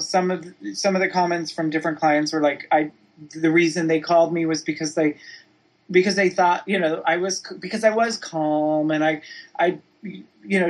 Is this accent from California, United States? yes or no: yes; East Bay, San Francisco Bay Area, Northern California, United States; moved away as an adult; now in Los Angeles, United States; I'm from Northern California, San Francisco in the Bay Area.